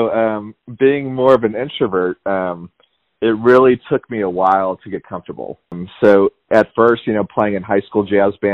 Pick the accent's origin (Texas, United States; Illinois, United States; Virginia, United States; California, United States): Illinois, United States; Chicago; moved away as an adult; also born or lived in Tucson, Arizona / Savannah, Georgia; now in Atlanta, United States; I'm from Chicago. So I grew up in oh, the cool. Chicago area. Went to high school around there, and then when I graduated high school, I I ended up going to the University of Arizona in Tucson.